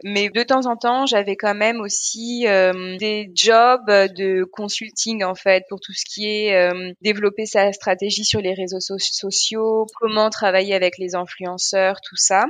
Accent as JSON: {"language": "French", "town": "Paris", "region": "Île-de-France", "country": "France", "tie": "born or raised there", "also_born_or_lived": "Guadeloupe / Alsace-Lorraine", "moved": "as an adult", "lives_now": "Berlin, Germany"}